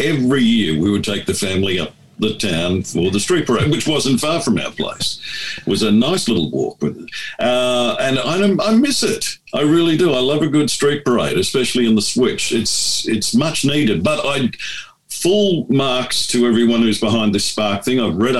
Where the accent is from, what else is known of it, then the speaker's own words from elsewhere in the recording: Townsville, Queensland, Australia; now in Ipswich, Australia; My old hometown, Townsville, I'm on their webpage. I grew up in Townsville, and it's a dead centre of town, literally.